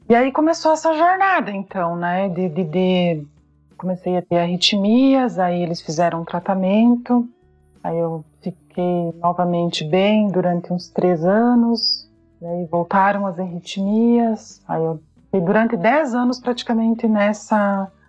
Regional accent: Paraná, Brazil; moved away as an adult; also born or lived in Ireland; now in Wuppertal, Germany; eu sou paranaense

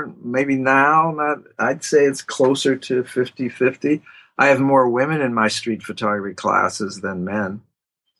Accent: Pittsburgh, Pennsylvania, United States; now in New York, United States; I'm from Pittsburgh.

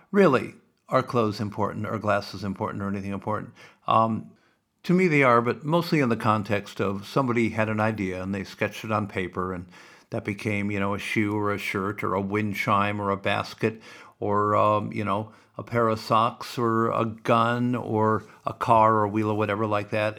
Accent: Sioux City, Iowa, United States; I grew up in Sioux City and Valley Drive

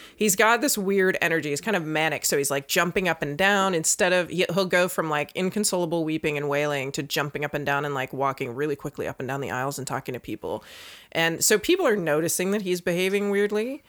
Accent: Northern Virginia, United States; I grew up in Virginia, but, like, Northern Virginia

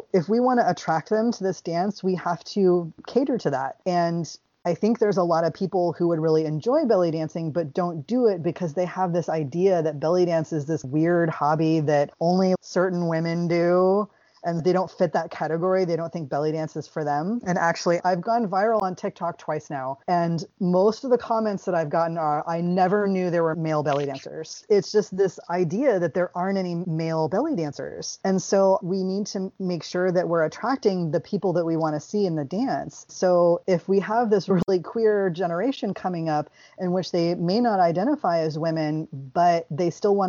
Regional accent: the South, United States; I grew up in the South, so y'all works fine

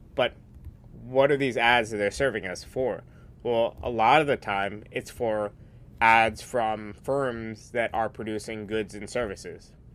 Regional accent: New York, United States; I'm from New York.

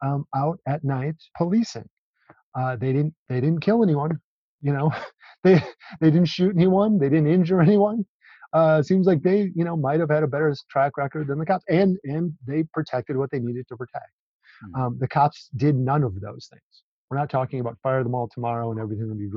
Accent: Minneapolis, Minnesota, United States; now in Bloomington, United States; I'm from Minneapolis.

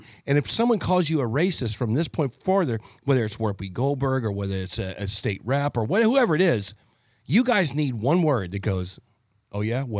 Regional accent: Baton Rouge, Louisiana, United States; born there; also born or lived in Georgia; Well, I was born in Baton Rouge, Louisiana. I lived in Georgia. I've lived everywhere.

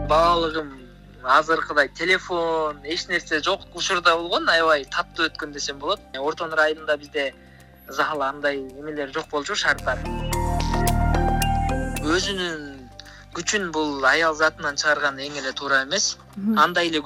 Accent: Naryn Region, Kyrgyzstan

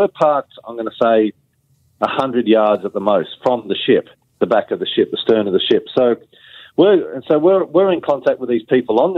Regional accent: United Kingdom; You know, we're British seafarers, and that wasn't what we were told was going to happen.

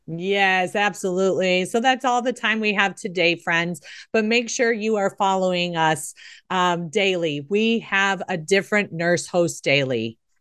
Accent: Chicago, Illinois, United States; I grew up in Chicago

